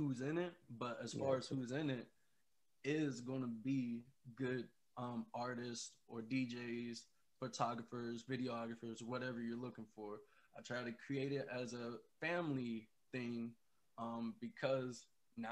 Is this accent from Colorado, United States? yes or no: no; Ohio, United States; We're both from Ohio